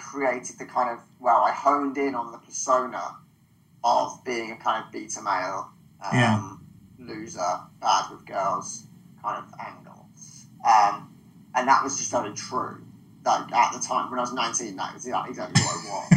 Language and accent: English; United Kingdom; accent: southern; also born or lived in Manchester; my southern accent